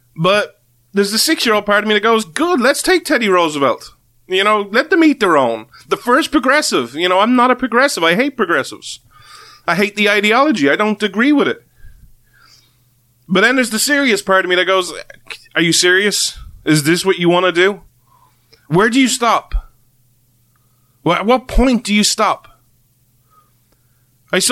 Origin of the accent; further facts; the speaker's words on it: Ireland; as an Irishman